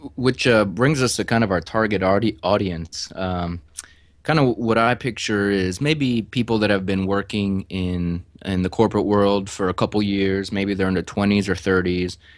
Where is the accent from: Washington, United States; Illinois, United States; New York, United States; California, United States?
Illinois, United States; Chicago; moved away as an adult; also born or lived in Houston; I'm actually from Chicago, got my mechanical engineering degree at the University of Illinois